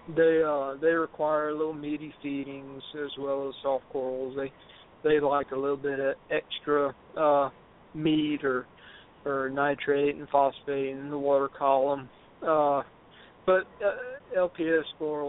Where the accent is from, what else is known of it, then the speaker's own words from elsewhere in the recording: the South, United States; I'm from the South